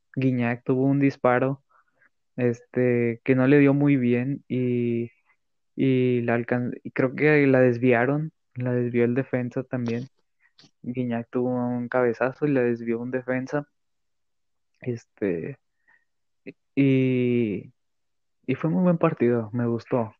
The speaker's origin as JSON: {"language": "Spanish", "country": "Mexico", "said": "yo como mexicano"}